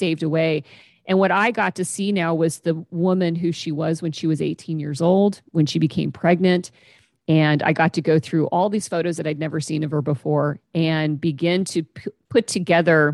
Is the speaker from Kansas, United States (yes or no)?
yes; Kansas, United States; moved away as an adult; now in Pacific Northwest, United States; I moved to the Pacific Northwest and left my hometown in Kansas